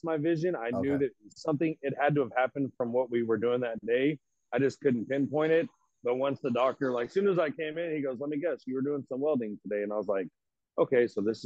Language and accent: English; Fort Worth, Texas, United States; also born or lived in North Richland Hills, Texas / Keller, Texas / Mabank, Texas; I'm actually from Fort Worth